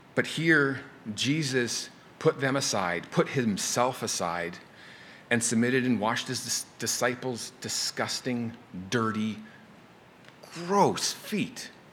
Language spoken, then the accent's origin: English; Canada; now in United States; I'm from Canada